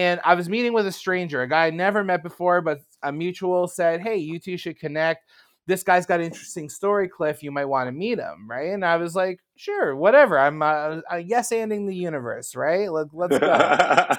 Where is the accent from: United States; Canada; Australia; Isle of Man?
Canada; I'm from Canada.